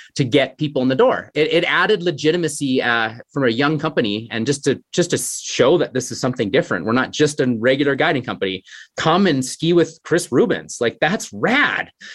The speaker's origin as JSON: {"language": "English", "town": "Canmore", "region": "Alberta", "country": "Canada", "tie": "born or raised there", "said": "growing up in Canmore, I got introduced to a great skiing community."}